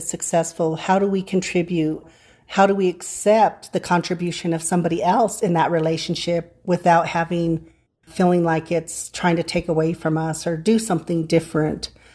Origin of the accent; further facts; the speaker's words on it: San Luis Valley, Colorado, United States; I grew up in the San Luis Valley